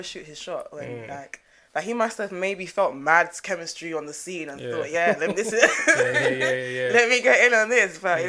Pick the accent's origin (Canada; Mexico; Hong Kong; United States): United States; moved away; I was born in America